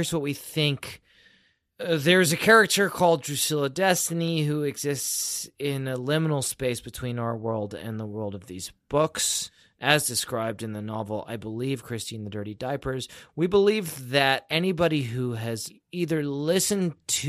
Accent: United Kingdom; I'm British.

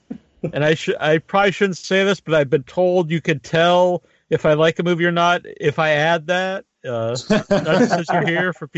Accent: Massachusetts, United States; my home state here in Massachusetts.

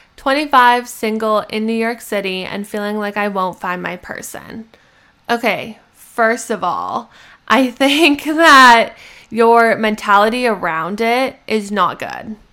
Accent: Canada; moved away as an adult; I'm a Canadian citizen

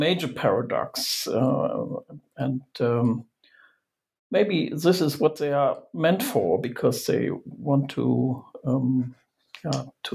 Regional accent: Germany; I'm from Germany

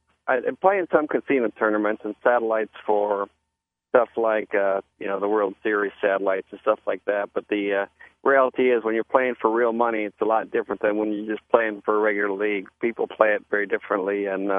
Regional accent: Key West, Florida, United States; And then was looking for a place to play cards because I was originally from Key West, and we used to play every week down there in the league.

